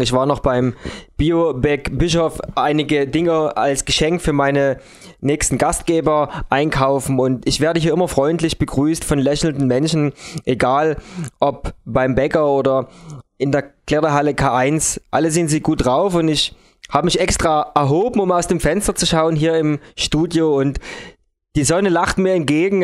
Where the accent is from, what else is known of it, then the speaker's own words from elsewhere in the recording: Dresden, Saxony, Germany; bei uns in Deutschland oder in Dresden